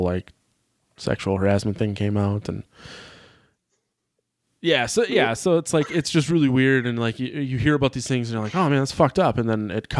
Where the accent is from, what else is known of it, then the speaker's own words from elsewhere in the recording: Sheboygan, Wisconsin, United States; in Sheboygan where I grew up